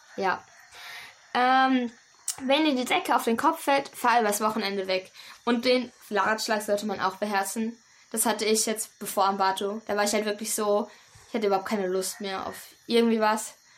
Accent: Germany; now in Kanambu, Ecuador; ich bin ja. eine Deutsche, ich komme aus Europa

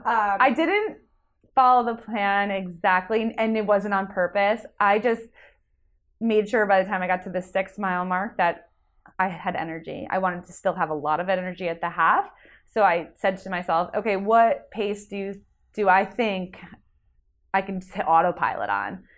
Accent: Jersey Shore, New Jersey, United States; I am from New Jersey, originally the Jersey Shore area. Now I live in North Jersey

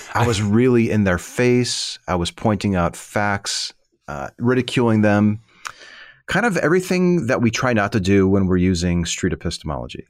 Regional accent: Chicago, Illinois, United States; moved away; I lived, I grew up in the Midwest, in the Chicago

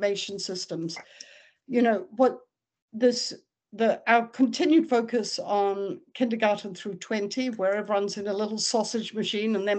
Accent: New Zealand; I grew up in New Zealand

